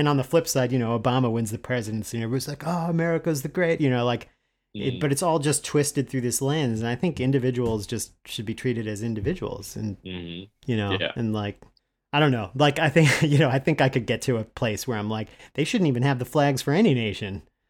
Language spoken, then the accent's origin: English; United States; as an American traveling during like the George Bush years